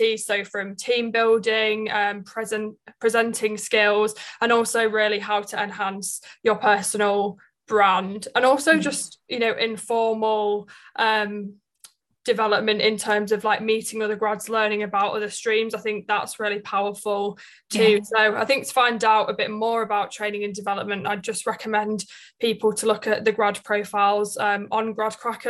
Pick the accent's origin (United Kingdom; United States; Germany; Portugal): United Kingdom; Leeds, Yorkshire and the Humber; now in London, United Kingdom; I'm from Leeds, so I'm currently living in London